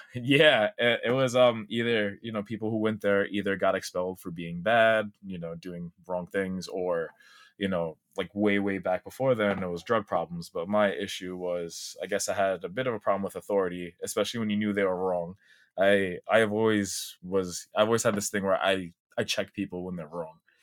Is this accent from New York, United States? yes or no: yes; New York City, New York, United States; I was born and raised in Staten Island, New York City